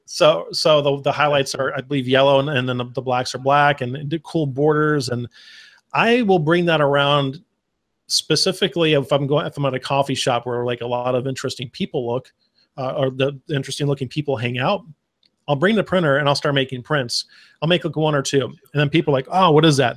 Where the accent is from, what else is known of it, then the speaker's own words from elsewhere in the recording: Arizona, United States; now in Texas, United States; I grew up in the desert. I grew up in Arizona